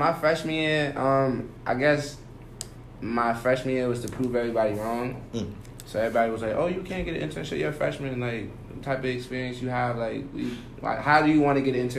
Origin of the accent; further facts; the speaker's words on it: Northern Virginia, United States; I'm from Northern Virginia.